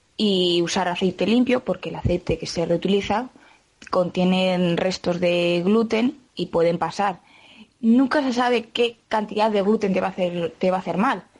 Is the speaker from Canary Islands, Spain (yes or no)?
no; Quintanilla del Agua, Castile and León, Spain; soy de Quintanilla del Agua.